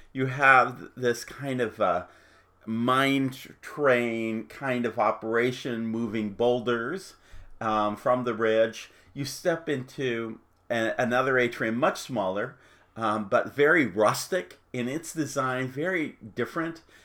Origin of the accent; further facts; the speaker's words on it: Phoenix, Arizona, United States; I'm from Phoenix